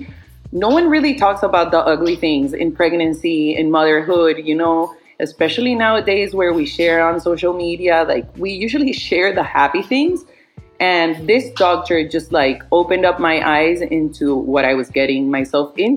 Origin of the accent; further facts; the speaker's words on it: Miami, Florida, United States; moved away as an adult; also born or lived in Spain / Barcelona, Spain; I was living in Spain for the past 10 years, but I grew up here in Miami. But my parents are Colombian